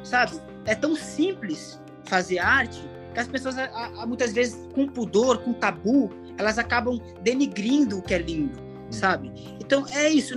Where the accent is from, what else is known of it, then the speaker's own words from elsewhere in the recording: Fortaleza, Ceará, Brazil; moved away; lá em Fortaleza, na minha terra.